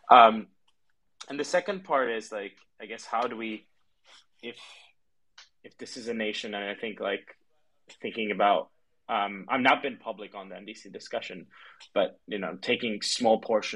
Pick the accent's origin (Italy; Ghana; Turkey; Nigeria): Turkey; now in London, United Kingdom; I grew up in Turkey